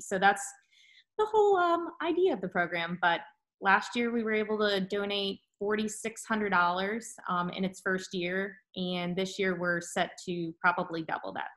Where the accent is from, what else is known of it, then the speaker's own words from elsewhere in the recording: Bradenton, Florida, United States; moved away as an adult; also born or lived in Tallahassee, Florida; now in Winston-Salem, United States; We are from the Bradenton, Sarasota area of Florida originally.